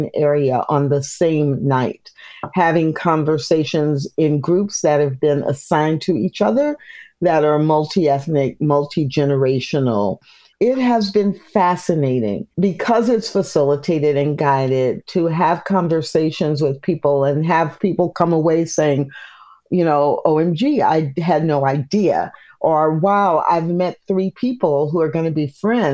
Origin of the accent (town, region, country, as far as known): Midwest, United States; born or raised there; also born or lived in Missouri / Illinois / Kansas; now in Texas, United States